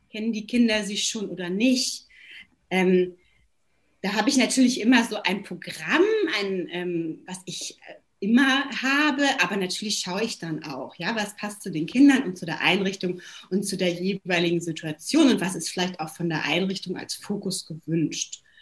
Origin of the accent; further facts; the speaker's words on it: Hamburg, Germany; also born or lived in Zurich, Switzerland / London, United Kingdom; 40 Jahre und lebe jetzt seit äh, fünf Jahren wieder in meiner Heimatstadt Hamburg. Vorher war ich fünf Jahre in Zürich und fünf Jahre in London, wo ich auch studiert habe